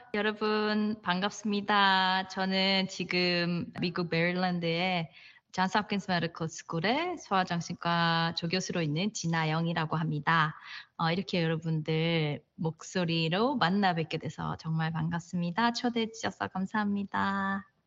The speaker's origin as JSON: {"language": "Korean", "region": "Daegu", "country": "South Korea", "also_born_or_lived": "Boston", "moved": "as an adult", "lives_now": "United States", "said": "전 대구 사람이거든요"}